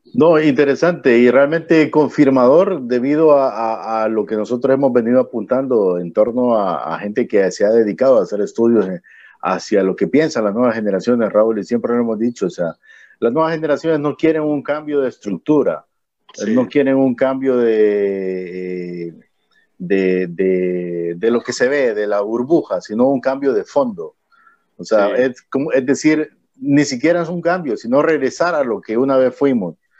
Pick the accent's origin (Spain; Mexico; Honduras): Honduras; como hondureños